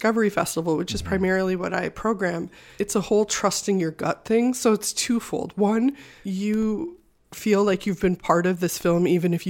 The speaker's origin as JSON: {"language": "English", "region": "Midwest", "country": "United States", "also_born_or_lived": "Wisconsin", "lives_now": "Los Angeles, United States", "said": "so I moved out here with no plan from Wisconsin. I just knew I was going to move to LA or New York, and I'm from the Midwest, so I was done with snow."}